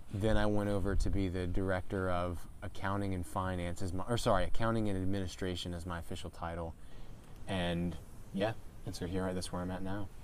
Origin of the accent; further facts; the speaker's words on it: Calvert County, Maryland, United States; I am born and raised Calvert County. I've been here since I was six months old